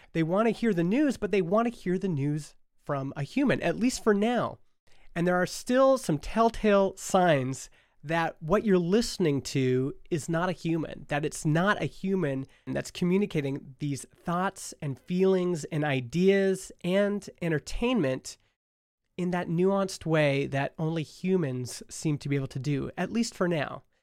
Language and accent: English; Stony Plain, Alberta, Canada; the rollerblade scene in Stony Plain, Alberta, my hometown.